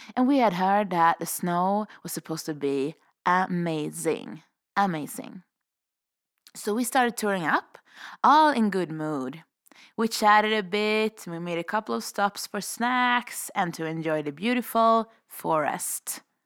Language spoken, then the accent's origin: English; Sweden; now in Revelstoke, Canada; I'm a vagabond from Sweden